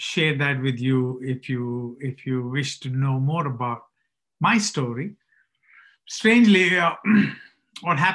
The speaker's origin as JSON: {"language": "English", "country": "India", "tie": "born or raised there", "moved": "as an adult", "lives_now": "United States", "said": "my story of growing up in India"}